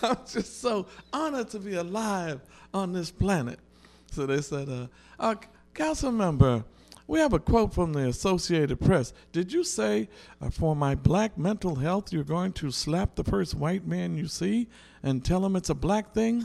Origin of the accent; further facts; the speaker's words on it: New York City, New York, United States; I grew up on the Lower East Side of Manhattan.